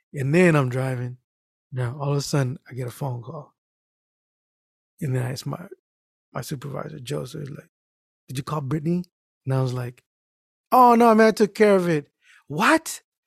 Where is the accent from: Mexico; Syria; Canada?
Mexico; I am Mexican.